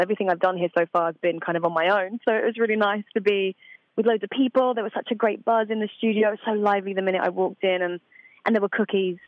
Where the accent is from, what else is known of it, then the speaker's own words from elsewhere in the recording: Essex, Suffolk, East of England, United Kingdom; home for me is a little place called Essex in England, on mm-hmm. the outskirts of London. But I moved from Essex to Suffolk, which is a very quiet county. Um, I used to live on a farm, very quiet and chilled out, you know. So, yeah, but that's about two and a half hours from London, so that's where I grew up.